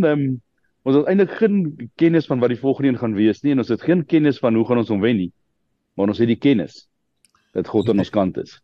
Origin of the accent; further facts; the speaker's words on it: Krugersdorp, Gauteng, South Africa; also born or lived in Kenmare; ek het my uh, lewe my hele lewe al in Gauteng. Ek is gebore in um in Kreeusdorp